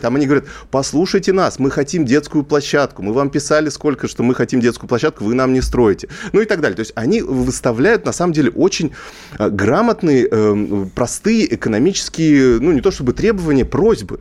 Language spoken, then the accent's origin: Russian; Kazakhstan; я просто сам из Казахстана